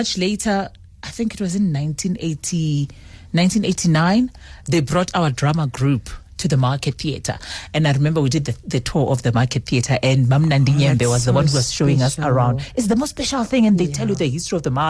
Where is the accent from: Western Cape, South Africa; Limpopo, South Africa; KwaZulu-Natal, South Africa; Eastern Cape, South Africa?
Limpopo, South Africa; Seshego; moved away as an adult; also born or lived in Lebowakgomo, Limpopo; now in Johannesburg, South Africa; I was born in Seshego. That's where I grew up. And eventually my family moved to Lebowakgomo. And after that, then I went to boarding school